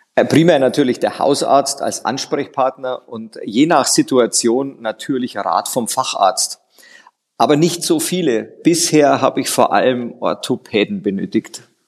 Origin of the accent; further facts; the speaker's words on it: Bavaria, Germany; bei mir als Bayer